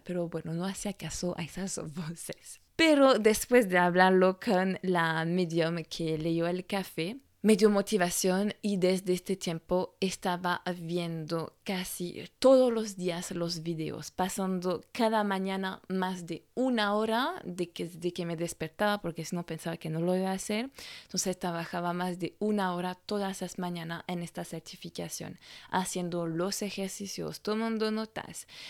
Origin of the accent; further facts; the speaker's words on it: France; first language French; Spanish is a second language; moved away; francesa y coach de imagen